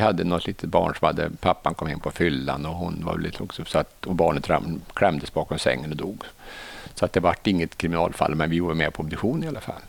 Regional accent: Arvika, Värmland, Sweden; moved away; also born or lived in Stockholm; jag är från Narvika från början

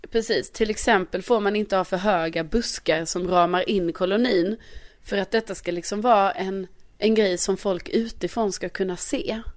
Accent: Skåne, Sweden; also born or lived in Värmland; jag är ju ändå från Skåne

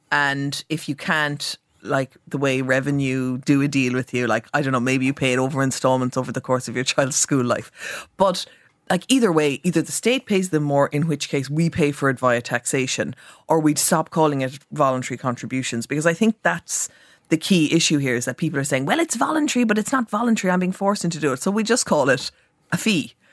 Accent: Cork, Munster, Ireland; I'm from Cork

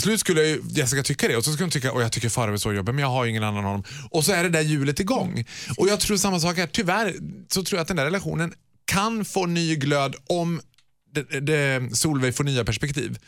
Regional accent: Borlänge, Dalarna County, Sweden; Jag är mm. född och uppvuxen i Borlänge

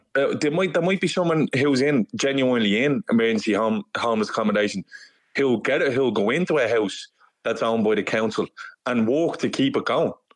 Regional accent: Dublin, Leinster, Ireland; I'm from Dublin

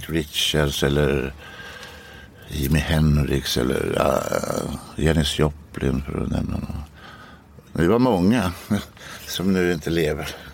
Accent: Norrköping, Östergötland, Sweden; i Norrköping där jag växte upp

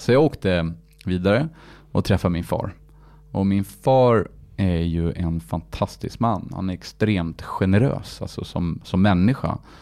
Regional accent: Paris, Île-de-France, France; moved away; jag är född i Paris, uppvuxen i Paris

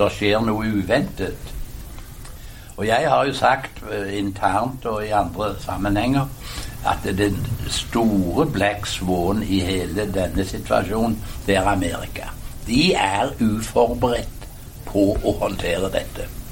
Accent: Hjelmeland, Rogaland, Norway; moved away; det vi kalte hjemme på Hjelmeland i Ryfylke for sunt bondevett

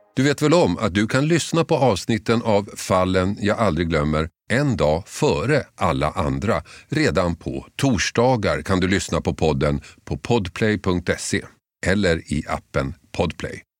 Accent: Huddinge/Tullinge/Tumba area, Stockholm County, Sweden; där jag växte upp låg orterna Huddinge, Tullinge, Tumba

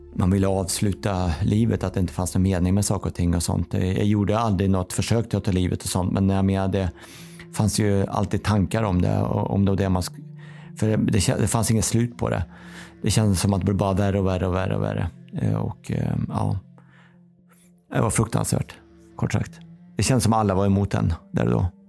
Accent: Kil, Värmland, Sweden; moved away; also born or lived in Karlstad; där jag kommer ifrån då, eh, Karlstad, Kil

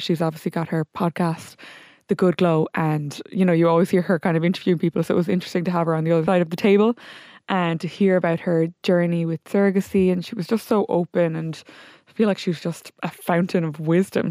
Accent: Limerick, Munster, Ireland; I'm from Limerick

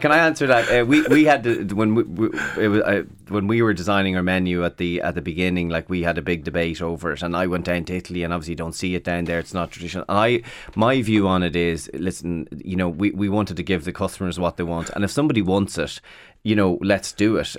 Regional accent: Carrickmacross, Ulster, Ireland; also born or lived in London; I'm from Carrick Macross in County Monaghan

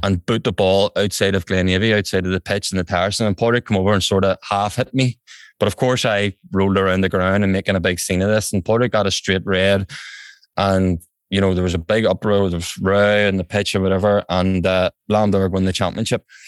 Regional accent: Belfast, Northern Ireland, United Kingdom; also born or lived in England; I'm from, I'm from West Belfast here in County Antrim

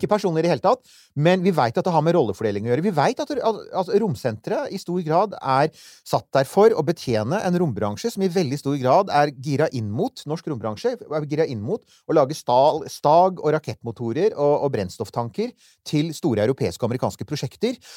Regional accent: Eiksund, Møre og Romsdal, Norway; omtrent på hjemstedet mitt på Sunnmøre, Eiksund, i Ulstein kommune.

